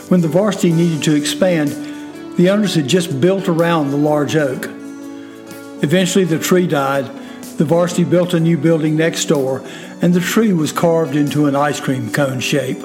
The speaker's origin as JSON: {"language": "English", "region": "the Carolinas", "country": "United States", "tie": "born or raised there", "said": "our little corner of the Carolinas"}